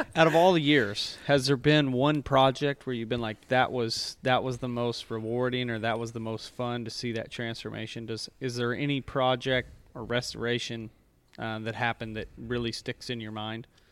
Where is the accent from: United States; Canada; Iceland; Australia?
United States; Mansfield, Missouri; born or raised there